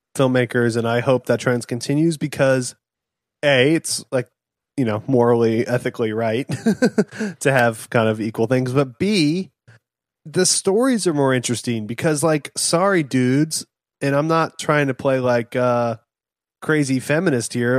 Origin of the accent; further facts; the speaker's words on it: Fort Worth, Texas, United States; we're from, we grew up in Fort Worth